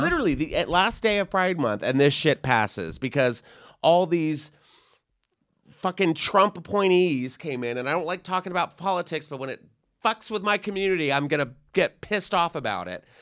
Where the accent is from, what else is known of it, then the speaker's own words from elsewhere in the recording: Texas, United States; I'm from Texas